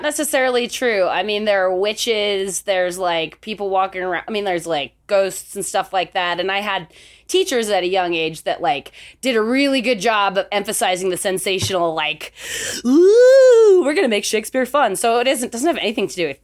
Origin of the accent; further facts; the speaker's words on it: Salt Lake City, Utah, United States; I grew up in Salt Lake City, Utah